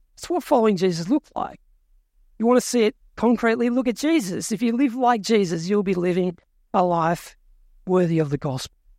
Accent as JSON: {"language": "English", "country": "Australia", "tie": "born or raised there", "said": "I was born in Australia, which makes me a citizen"}